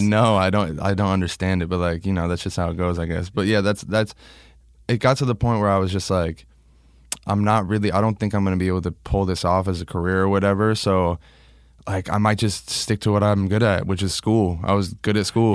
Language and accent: English; Long Island, New York, United States; moved away; I was born in Long Island